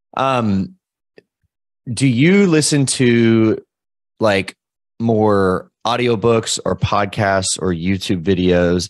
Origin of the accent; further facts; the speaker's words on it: Louisville, Kentucky, United States; I'm from Louisville, Kentucky